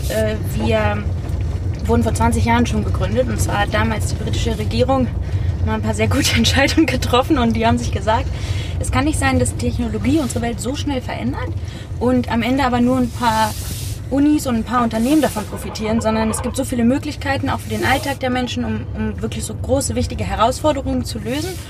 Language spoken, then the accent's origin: German; Hamburg, Germany; ja, ich bin in Hamburg aufgewachsen.